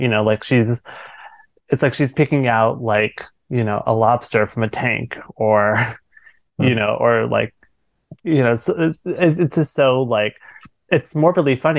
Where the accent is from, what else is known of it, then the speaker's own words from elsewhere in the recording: Maryland, United States; I'm from Maryland